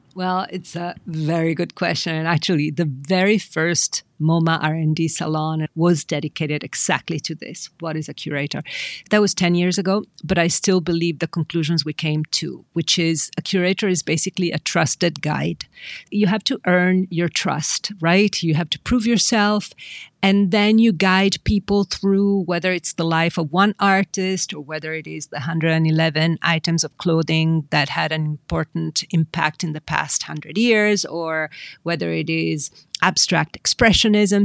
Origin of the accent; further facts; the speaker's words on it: Milan, Lombardy, Italy; I grew up in Milan, and Milan is a city of design